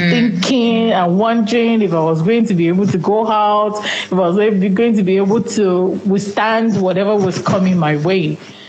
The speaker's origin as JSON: {"language": "English", "country": "Nigeria", "first_language": "Yoruba", "second_language": "English", "said": "because I usually do not speak in my native tongue, that's Yoruba."}